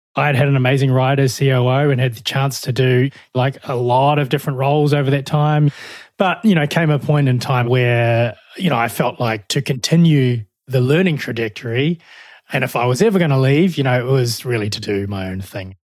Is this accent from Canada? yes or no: no; New Zealand; moved away as an adult; also born or lived in Melbourne, Australia; now in Australia; I'm from New Zealand originally, hence the, uh, the accent